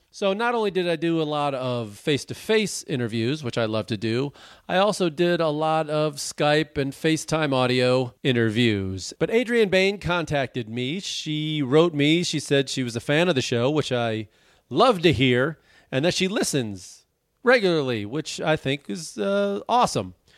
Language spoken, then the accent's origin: English; Chicago, Illinois, United States; now in New York, United States; I'm from Chicago